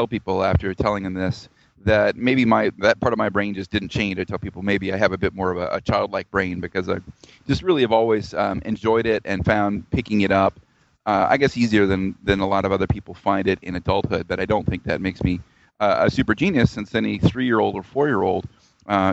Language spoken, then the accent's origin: English; Georgia, United States; also born or lived in Tennessee / Arkansas / New Orleans, Louisiana; I grew up around the South in the U.S., mostly in Georgia, but I was born in Tennessee and I lived in Arkansas